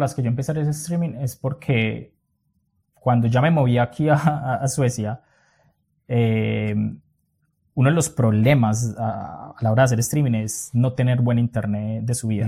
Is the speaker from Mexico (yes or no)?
no; Colombia; moved away as an adult; also born or lived in Europe; la primera vez que yo salí de Colombia, que fue a Argentina